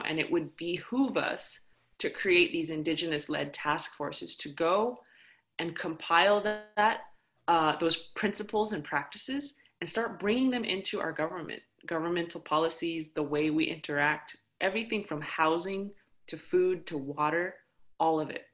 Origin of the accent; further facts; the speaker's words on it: United States; I come from the Navajo Nation, the Dene Nation